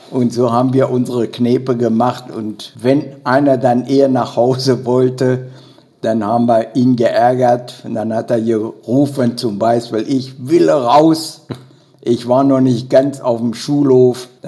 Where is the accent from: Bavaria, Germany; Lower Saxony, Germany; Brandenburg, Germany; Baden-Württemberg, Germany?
Lower Saxony, Germany; Bovenden; also born or lived in Holtensen; in Holtensen geboren, am 29.11.1939 in einer Gastwirtschaft in Holtensen, in der Gastwirtschaft Wille. Dort bin ich bis zum zweiten Lebensjahr geblieben und dann zogen meine Eltern nach Bovenen